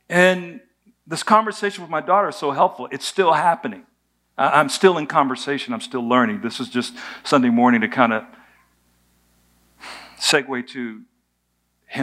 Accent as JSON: {"language": "English", "country": "United States", "tie": "born or raised there", "said": "I was born in America. There's a lot that comes with being born in America"}